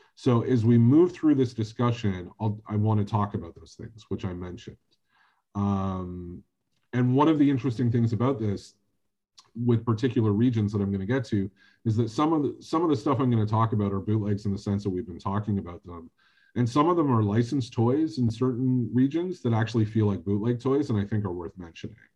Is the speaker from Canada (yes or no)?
yes; Canada; as a Canadian